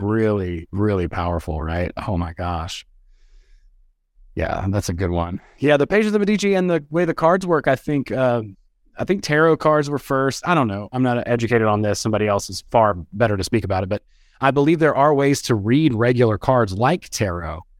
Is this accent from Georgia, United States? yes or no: yes; West Georgia, United States; also born or lived in Athens, Georgia; I'm from the South. I'm from, like, West Georgia, you know, kind of a redneck